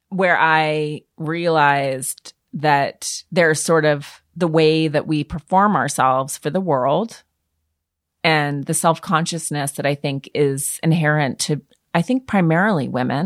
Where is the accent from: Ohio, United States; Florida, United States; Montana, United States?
Montana, United States; moved away; being a Montanan, which is a rural state